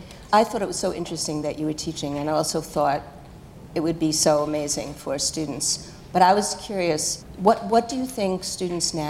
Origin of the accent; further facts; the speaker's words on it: New York City, New York, United States; When I was growing up in Brooklyn as a kid in New York